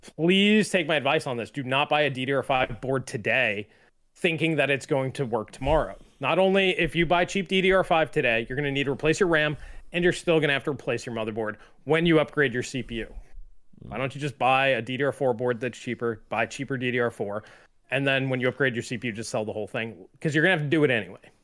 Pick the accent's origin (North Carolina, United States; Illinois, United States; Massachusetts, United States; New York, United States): New York, United States; I grew up in New York, I was bo-, where I was born and raised